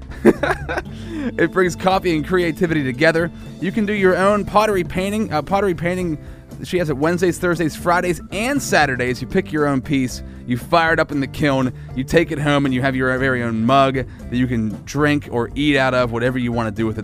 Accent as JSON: {"language": "English", "town": "Altoona", "region": "Pennsylvania", "country": "United States", "tie": "born or raised there", "said": "my hometown, Altoona, Pennsylvania."}